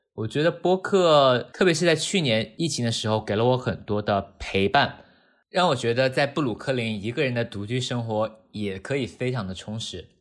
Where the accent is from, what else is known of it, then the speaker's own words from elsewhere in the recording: Wuhan, Hubei, China; now in New York, United States; 我来自武汉，现在生活在纽约，在一家小的银行做关于股票衍生品相关的工作